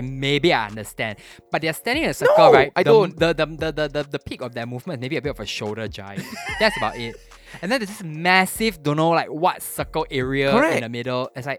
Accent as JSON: {"language": "English", "country": "Singapore", "tie": "born or raised there", "said": "I grew up in Hougang, so I can say."}